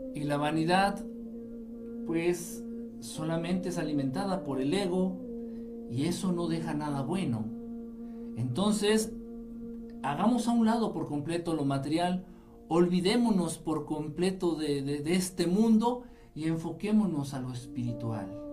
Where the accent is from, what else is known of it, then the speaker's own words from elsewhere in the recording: Mexico; Yo nací en Zacateplan, Zacateplan, así se llama, Zacateplan de las Tunas. en un estado ya extinto que absorbió la mitad Hidalgo y la otra mitad la absorbió Querétaro.